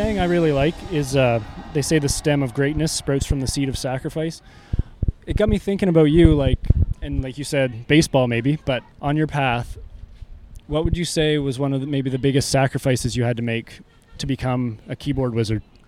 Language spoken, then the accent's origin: English; Canada; we're from Canada.